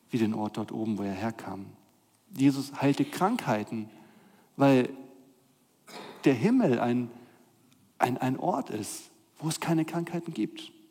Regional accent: Northern Germany, Germany; Ich bin ja in Norddeutschland aufgewachsen. Ihr hört keinen Akzent in meiner Stimme.

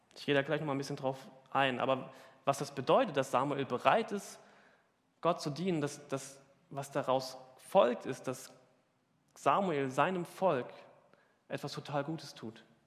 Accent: Hesse, Germany; now in Hamburg, Germany; Ich komme aus Hessen.

